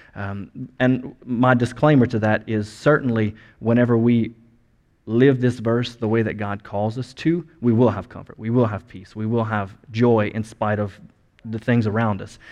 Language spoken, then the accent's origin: English; United States; first language English; us as as Americans and as English speakers